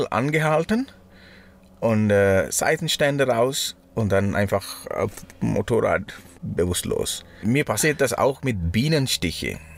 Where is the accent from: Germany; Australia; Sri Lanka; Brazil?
Sri Lanka; German is a second language; now in Switzerland; Ins, ja, bei uns in Sri Lanka. Das ist lustig, gell? Manchmal ich sage ich hier, wir und dann meine ich